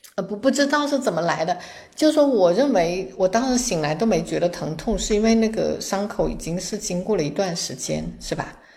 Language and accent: Chinese; China; 我们中国人